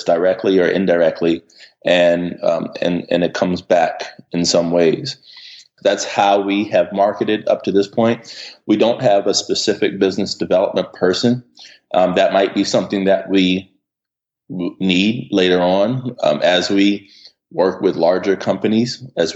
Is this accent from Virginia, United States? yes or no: yes; Hampton, Virginia, United States; moved away as an adult; also born or lived in Richmond, Virginia / Harlem, New York; now in New York, United States; growing up in Hampton